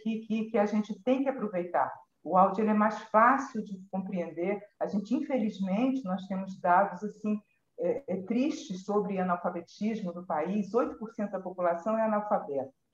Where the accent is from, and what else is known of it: Brazil